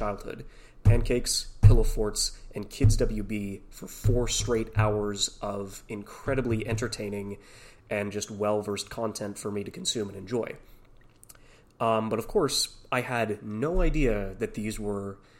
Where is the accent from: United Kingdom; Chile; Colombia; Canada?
Canada; a Canadian kid, born and raised